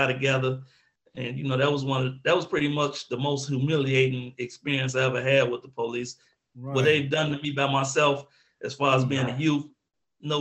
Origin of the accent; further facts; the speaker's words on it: Chicago, Illinois, United States; growing up in Chicago, being who I was